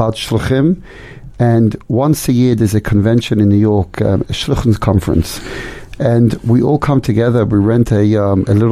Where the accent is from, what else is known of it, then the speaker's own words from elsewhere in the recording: London, United Kingdom; also born or lived in Amsterdam, Netherlands; now in Melbourne, Australia; born in Amsterdam, but I grew up in London and had a wonderful, warm childhood